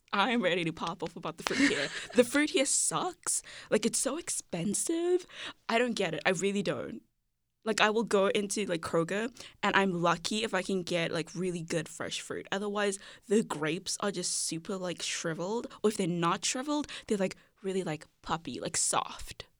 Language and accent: English; Cape Town, Western Cape, South Africa; I grew up in Cape Town, South Africa